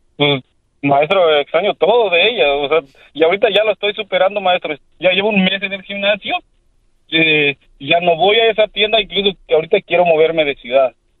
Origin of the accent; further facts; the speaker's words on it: Mexico; yo soy, un mexicano